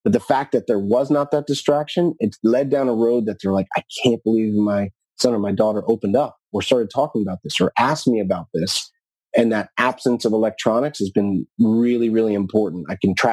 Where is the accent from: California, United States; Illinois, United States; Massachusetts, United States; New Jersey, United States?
New Jersey, United States; I used to watch the Giants play in my hometown where I grew up in New Jersey